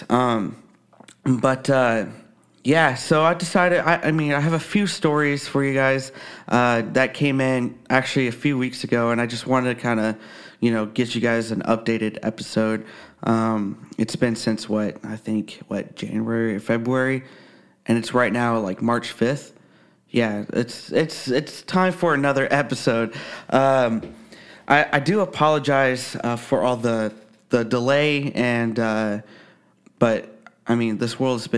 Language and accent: English; Texas, United States; I live in Kansas. I had a few sightings in my home state of Texas, but nothing as unmistakable as what I witnessed when I first moved here.